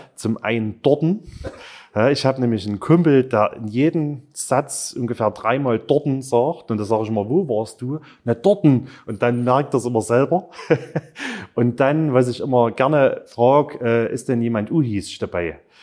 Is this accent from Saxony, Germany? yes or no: yes; Zwönitz, Saxony, Germany; Zwönitz. Ähm, klar, ist mein Heimatort